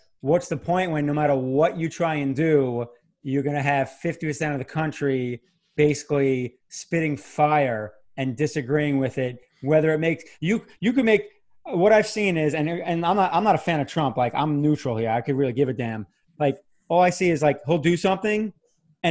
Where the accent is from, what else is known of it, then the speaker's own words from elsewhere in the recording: New York, United States; moved away; we're both from New York